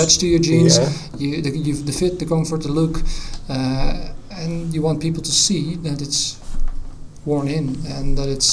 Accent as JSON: {"language": "English", "area": "near Amsterdam", "region": "North Holland", "country": "Netherlands", "said": "I'm from Holland, near Amsterdam."}